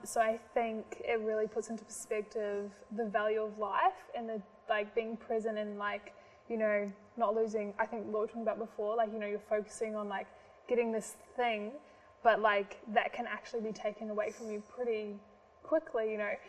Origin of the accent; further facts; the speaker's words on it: New Zealand; moved away; I'm from New Zealand, can't just go home at the moment